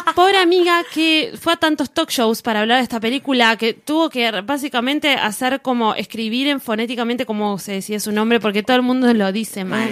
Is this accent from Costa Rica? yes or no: no; Argentina; nosotros que tenemos mayoría de mayoría de inmigrante italiano acá en Argentina